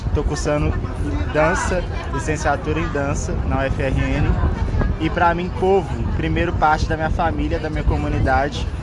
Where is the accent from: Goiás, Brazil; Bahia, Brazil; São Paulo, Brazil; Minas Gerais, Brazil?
Minas Gerais, Brazil; quilombo in; moved away; also born or lived in Rio Grande do Norte; sou quilombola do quilombo Umbuns Caiango de Minas Gerais